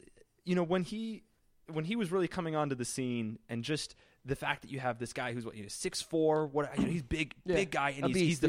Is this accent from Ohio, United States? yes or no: no; Illinois, United States; also born or lived in Boulder, Colorado; moved to Illinois when I was like two.